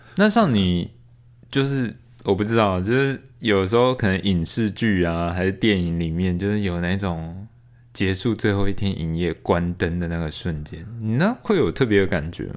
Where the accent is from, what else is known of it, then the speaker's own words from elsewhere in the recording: Taiwan; also born or lived in Australia; 你们为什么要把我生在台湾